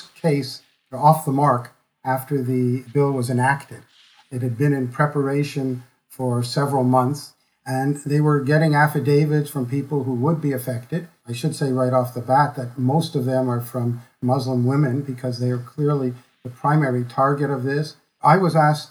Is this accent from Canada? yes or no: yes; Quebec, Canada; born or raised there